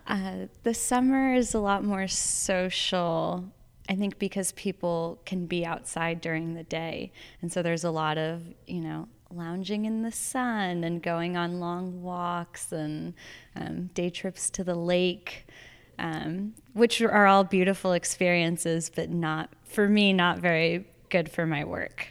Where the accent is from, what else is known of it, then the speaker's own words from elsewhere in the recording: Arizona, United States; moved away; I'm from Arizona originally, and I I'm back in Arizona as of a year and a half ago